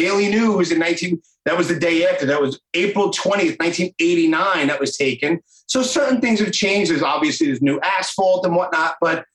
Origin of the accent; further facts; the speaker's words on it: New York, United States; also born or lived in Howard Beach, Queens; growing up in New York and being my age, I'm 45